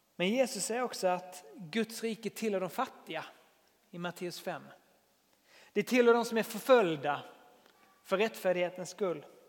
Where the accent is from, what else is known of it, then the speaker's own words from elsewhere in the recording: Sweden; jag är väldigt svensk